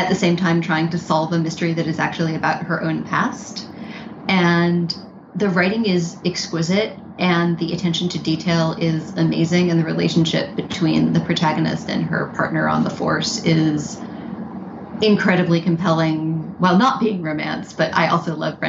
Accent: New York City, New York, United States; I grew up in Manhattan

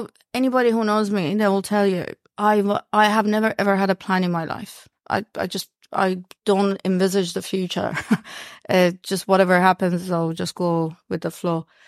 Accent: Iran; English is a second language; now in New Zealand; I was born in Iran

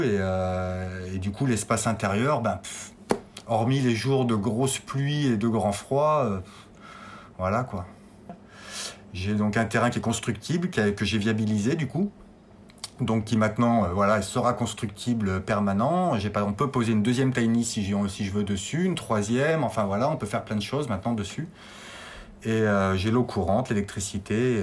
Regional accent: Clermont-Ferrand, Auvergne-Rhône-Alpes, France; now in Brioude, France; j'ai 40 ans, je viens de Clermont-Ferrand donc en Auvergne.

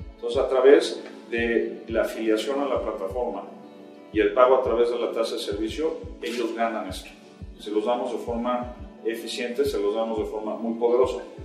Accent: Mexico; Siendo mexicanos

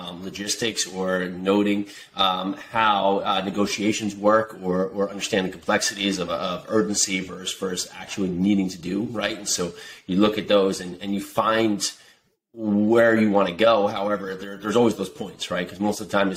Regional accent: Westfield, New Jersey, United States; born or raised there

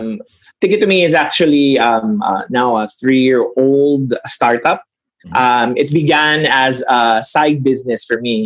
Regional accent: Manila, Metro Manila, Philippines; we grew up, I was born in Sampaloc, in Manila.

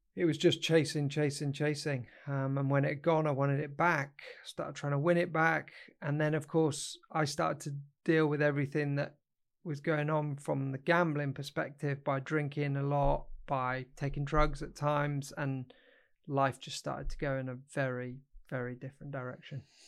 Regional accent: Derbyshire, East Midlands, United Kingdom; also born or lived in Kenya / Northamptonshire; then we came back to the U K. Um, lived in Derbyshire, um, for a number of years, and then I went off to boarding school when I was thirteen

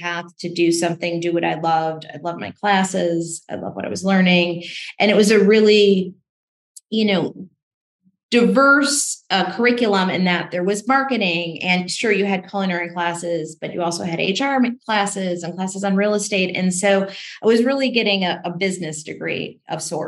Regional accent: Chicago, Illinois, United States; I grew up in the Midwest, and the story starts in Chicago.

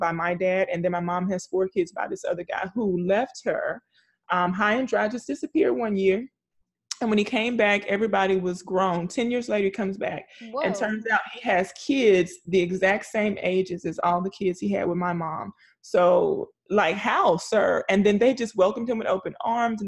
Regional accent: the South, United States; growing up in the South

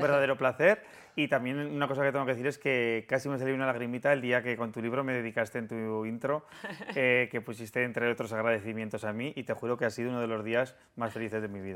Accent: Aragon, Spain; los tres somos maños

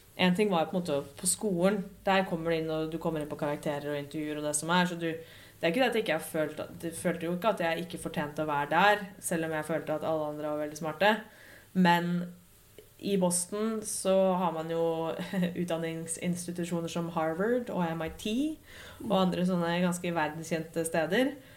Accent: Lillehammer, Innlandet, Norway; moved away as an adult; also born or lived in Dublin; At jeg kunne dra hjem til Lillehammer og jobbe herfra en uke

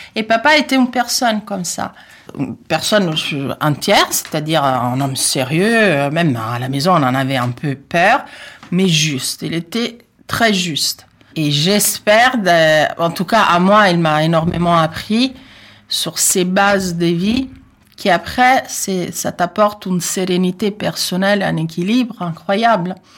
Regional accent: Italy; French is a second language; moved away as an adult; now in France; j'ai un accent, oui, je suis italienne

